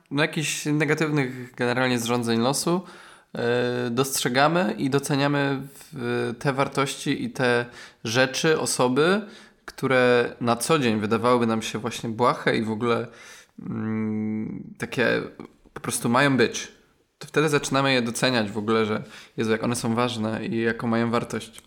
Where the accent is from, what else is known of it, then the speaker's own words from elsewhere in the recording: Poland; Ja na przykład pochodzę ze wsi